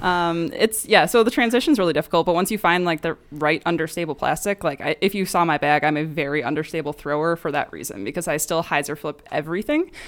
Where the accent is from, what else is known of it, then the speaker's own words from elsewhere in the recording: Chicago, Illinois, United States; now in Phoenix, United States; originally from Chicago area of Illinois.